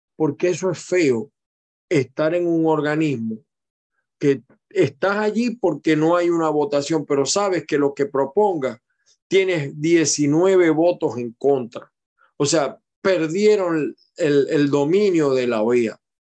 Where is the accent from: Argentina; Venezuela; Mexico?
Venezuela; Maracay, Aragua; now in United States; yo nací en Maracay y tengo mucha familia en Maracay